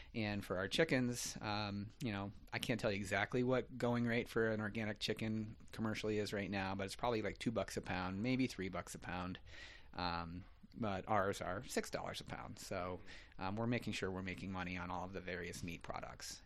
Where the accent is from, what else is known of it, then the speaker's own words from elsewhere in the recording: Gallatin Valley, Montana, United States; I grew up here in the Gallatin Valley